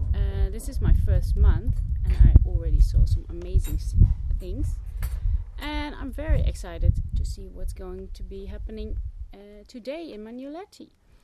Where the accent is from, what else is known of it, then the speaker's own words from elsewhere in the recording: Groningen, Netherlands; I'm from Holland. Groningen to be exact, completely in the north.